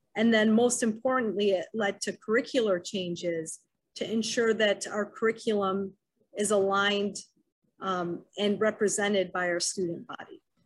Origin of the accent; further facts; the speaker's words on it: Wayne, Michigan, United States; I grew up in Wayne, Michigan, attended Wayne Memorial High School